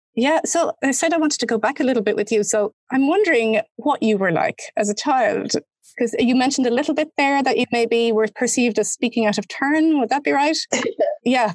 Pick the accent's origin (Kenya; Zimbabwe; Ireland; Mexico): Ireland; also born or lived in Germany; as an Irish person